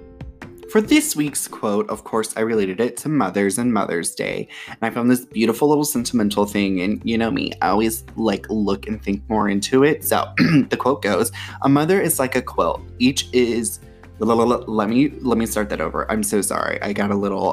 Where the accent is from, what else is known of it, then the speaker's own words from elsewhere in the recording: Florida, United States; also born or lived in Georgia, United States; now in North Carolina, United States; I grew up mainly in Florida and Georgia, like, now I live in North Carolina